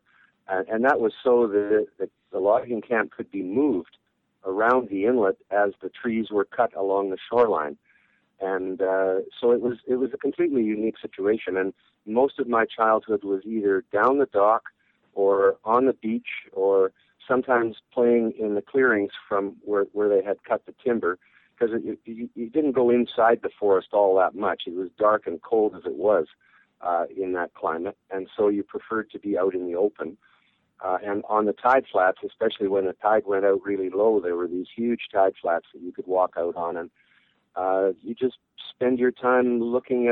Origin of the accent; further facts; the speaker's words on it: Winter Harbour, British Columbia, Canada; Not many people my age grew up on a small floating village on a windswept inlet on the northwest tip of Vancouver Island with no road to it